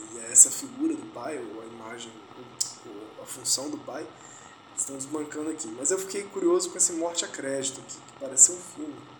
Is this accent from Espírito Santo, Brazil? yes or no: yes; Vitória, Espírito Santo, Brazil; moved away; Minha, minha terra natal. Vitória, capital do Espírito Santo